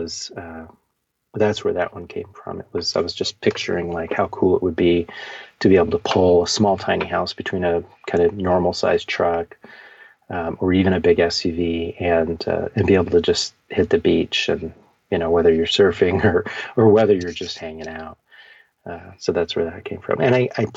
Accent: Bay Area, California, United States; also born or lived in Ukiah, California / Mendocino County, California; I was born in Ukiah. I was there as a baby, and my family moved to the Bay Area

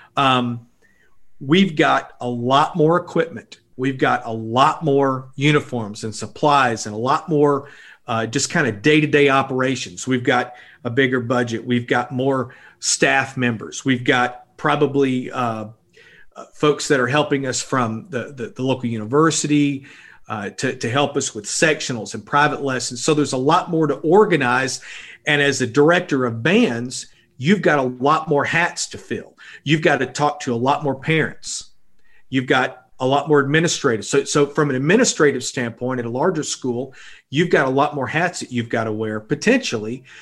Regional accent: Blytheville, Arkansas, United States; I grew up in Blytheville, Arkansas

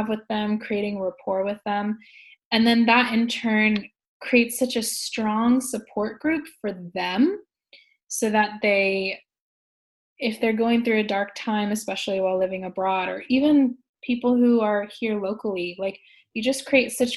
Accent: Silicon Valley, California, United States; moved away as an adult; now in Shanghai, China; I'm from California, I'm from Silicon Valley

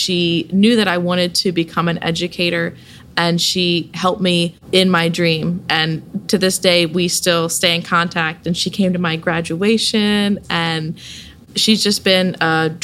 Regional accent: Salisbury, Maryland, United States; I grew up right here in Salisbury, Maryland

